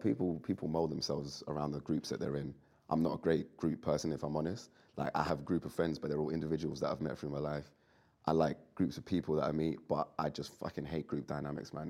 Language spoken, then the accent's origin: English; London, United Kingdom; I'm from London. I've grown up in it